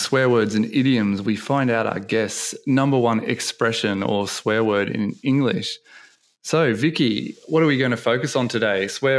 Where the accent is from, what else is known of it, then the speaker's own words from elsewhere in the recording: Australia; because I'm from Australia